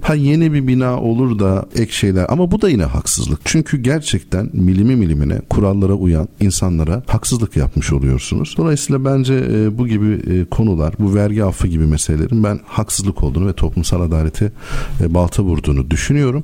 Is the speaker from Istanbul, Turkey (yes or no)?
no; Elazığ, Elazığ Province, Turkey; Ben Elazığlıyım.